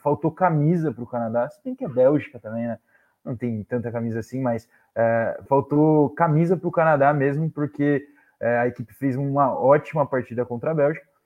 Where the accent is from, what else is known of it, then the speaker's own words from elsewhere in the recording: Brazil; Como brasileiro